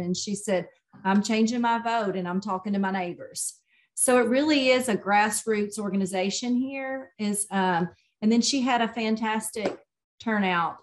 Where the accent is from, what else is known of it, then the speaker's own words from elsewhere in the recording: Nashville, Tennessee, United States; now in East Tennessee, United States; I grew up in Nashville, um, walked to school